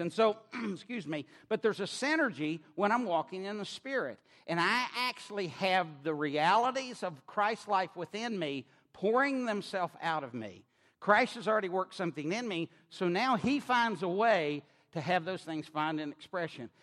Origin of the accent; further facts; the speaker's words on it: Knoxville, Tennessee, United States; accent: drawl; now in Maryland, United States; I grew up on the University of Tennessee campus in Knoxville, Tennessee